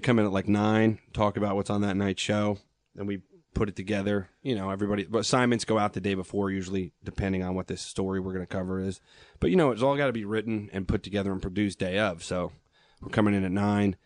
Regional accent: Long Island, New York, United States; I grew up on Long Island

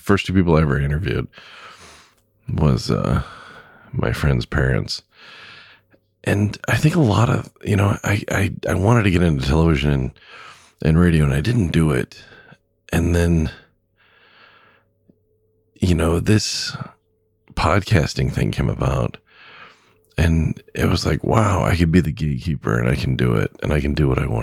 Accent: Southern California, United States; also born or lived in Lakewood, California / Long Beach, California / Pasadena, California; now in Wisconsin, United States; I grew up in Southern California

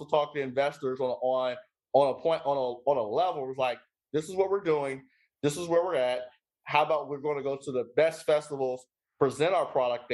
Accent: Atlanta, Georgia, United States; now in Nevada, United States; I'm from Atlanta

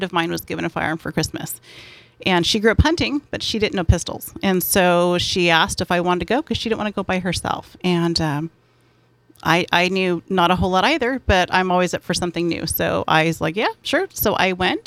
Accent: San Diego, California, United States; I am born and bred here.

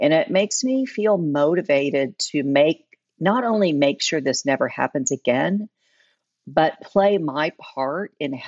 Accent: Oklahoma, United States; also born or lived in Tulsa, Oklahoma; I grew up in Oklahoma. I moved to Tulsa in the early 80s.

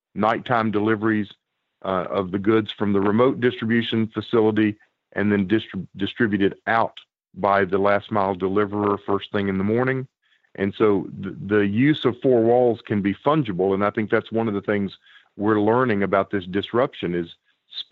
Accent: the South, United States; As a Southerner

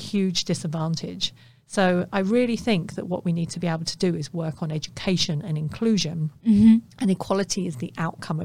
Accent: London, United Kingdom; I grew up in the East End of London

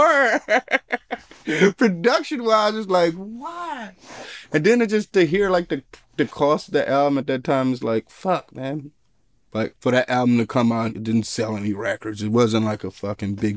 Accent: Detroit, Michigan, United States; growing up in Detroit

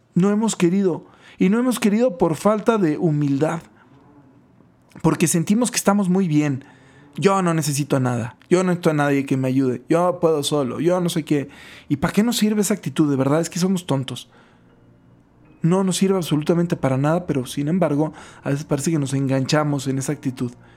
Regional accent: Guaymas, Sonora, Mexico; crecí en Guaymas y, y vivía muy cerca del mar

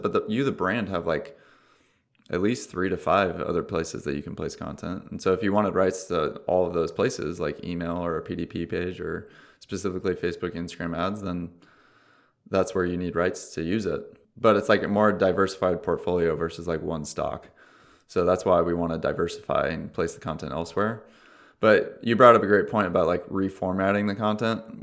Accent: Orange County, California, United States; I'm from Orange County

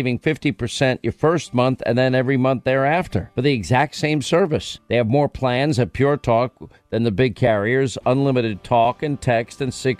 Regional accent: New York, United States; where I grew up in New York

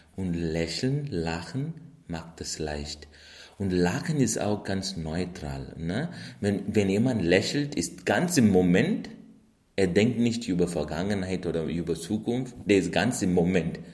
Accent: India; moved away; bin ich in Indien geboren

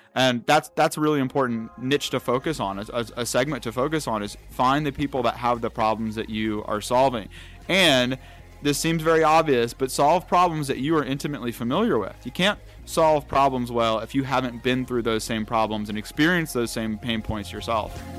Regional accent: North Carolina, United States; I'm from North Carolina, and so out there, you know, it's not it's not much technology. It's it's more traditional businesses, especially when I when I was growing up

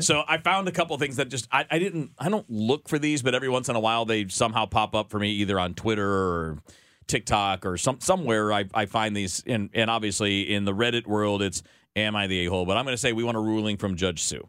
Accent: Michigan, United States; moved away as an adult; also born or lived in Miami, Florida; I'm from Michigan

